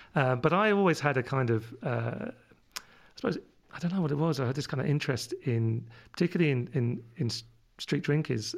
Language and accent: English; London, United Kingdom; accent: London; moved away; my London accent comes from living over in London when I was, where I was born, uh, fifty years ago